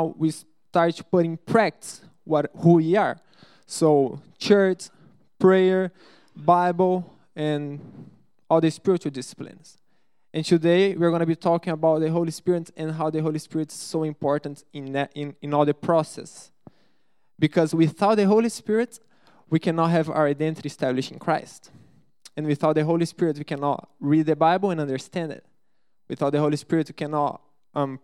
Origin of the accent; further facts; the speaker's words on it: Brazil; English is a second language; moved away; I'm from Brazil